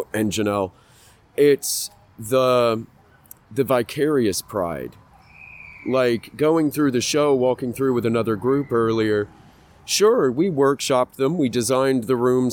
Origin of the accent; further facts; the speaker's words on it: England, United Kingdom; moved away; When I was a little kid, I grew up in England